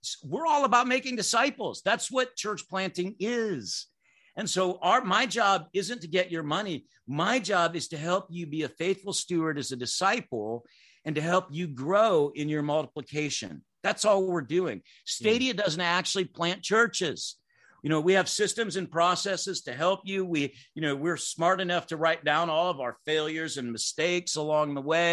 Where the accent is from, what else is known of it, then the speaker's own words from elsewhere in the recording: Clinton, United States; that little church I grew up in Clinton, 200 people